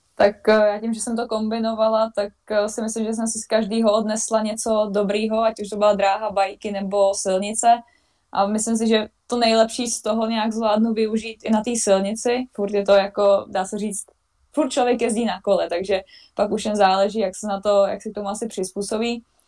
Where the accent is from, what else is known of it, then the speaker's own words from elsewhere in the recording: Vysočina Region, Czechia; moved away as an adult; now in Switzerland; jsem vlastně z Vysočiny